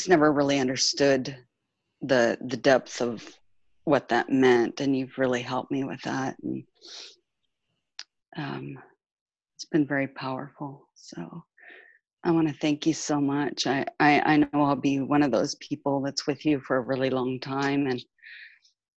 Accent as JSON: {"language": "English", "region": "California", "country": "United States", "moved": "as an adult", "lives_now": "France", "said": "I'm from California, but I've been living in France for 5 years"}